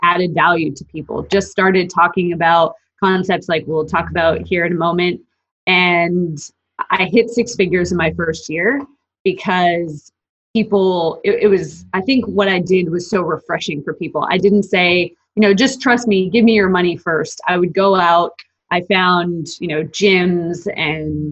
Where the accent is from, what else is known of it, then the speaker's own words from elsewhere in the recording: Calgary, Alberta, Canada; moved away as an adult; also born or lived in Australia; now in Dallas, United States; I'm from Calgary, Alberta